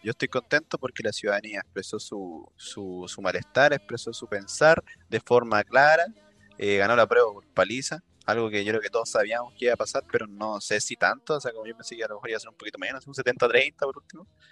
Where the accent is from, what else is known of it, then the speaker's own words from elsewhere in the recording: Puente Alto, Santiago Metropolitan Region, Chile; soy, de Puente Alto